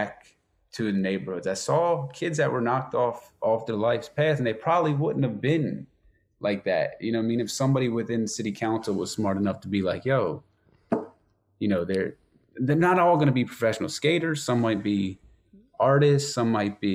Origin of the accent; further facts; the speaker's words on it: suburbs of Philadelphia, Pennsylvania, United States; I'm from the suburbs